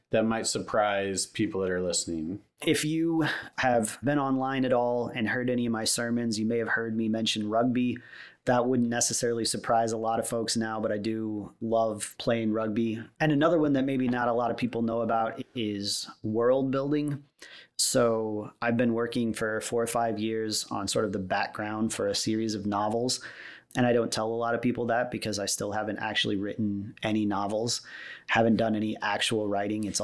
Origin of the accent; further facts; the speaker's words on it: Missouri, United States; born there; also born or lived in Iowa / Nebraska / Texas; now in Omaha, United States; I was born in Missouri, have been in Missouri, Iowa, Nebraska, and Texas, but we've been in the Omaha area off and on, my family and I, for a good chunk of the last 15 years.